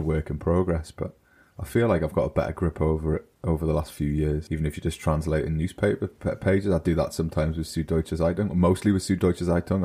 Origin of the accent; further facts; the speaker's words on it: United Kingdom; now in Germany; I'm British